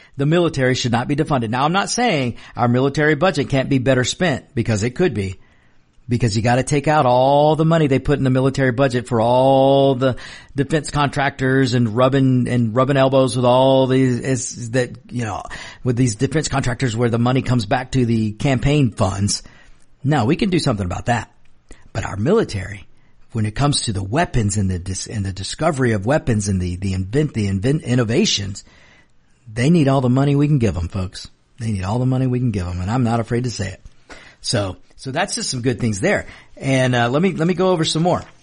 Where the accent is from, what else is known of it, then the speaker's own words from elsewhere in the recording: United States; also born or lived in Mexico; I'm an American first